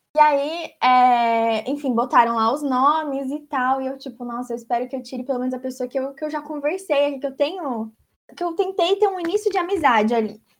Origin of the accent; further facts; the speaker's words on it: Brazil; moved away; Sou brasileira